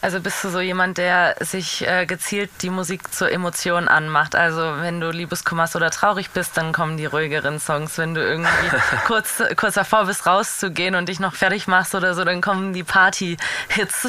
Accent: Baden-Württemberg, Germany

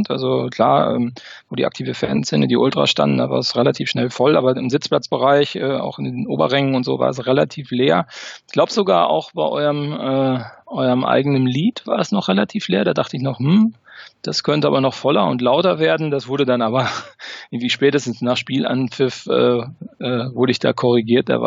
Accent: North Rhine-Westphalia, Germany; now in Paderborn, Germany; war in meiner Kindheit immer sehr viel äh, beim FC in Köln, weil ich auch da in der Nähe geboren

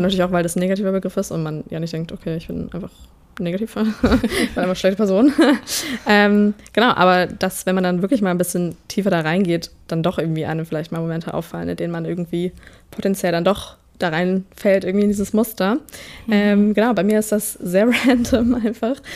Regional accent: Southern Germany, Germany; moved away; wir kommen beide aus Süddeutschland

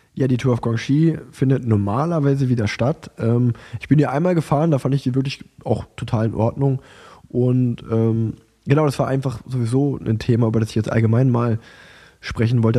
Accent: Unna, North Rhine-Westphalia, Germany; ich bin ja in Unna geboren und groß geworden, habe das Radfahren dort angefangen

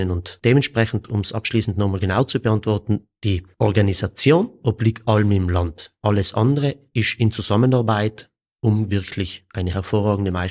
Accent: Kiens, Trentino-Alto Adige, Italy; Ich selber bin aus Kirns.

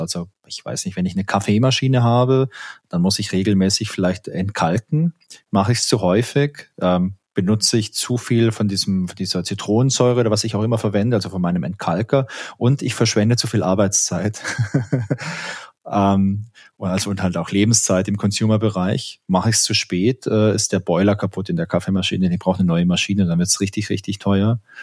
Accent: Southern Germany, Germany; ich komme ja aus Süddeutschland und da ist man ja immer sehr knausrig

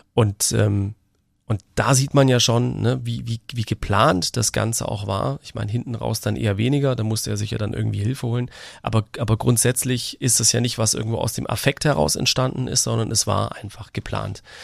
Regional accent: Baden-Württemberg, Germany; bei uns in Baden-Württemberg

